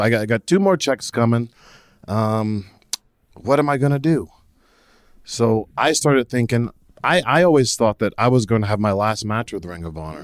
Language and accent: English; New Jersey, United States; I'm originally from New Jersey